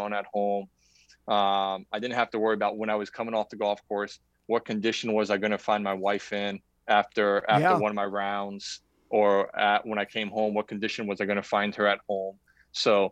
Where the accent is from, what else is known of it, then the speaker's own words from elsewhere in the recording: Grant, Florida, United States; I grew up in Grant, Florida to two parents that worked their asses off